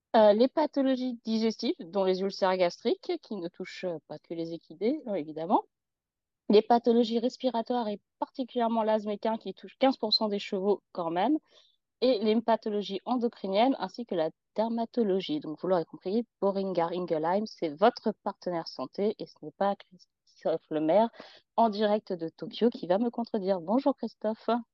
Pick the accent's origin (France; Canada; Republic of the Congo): France; en tant que Français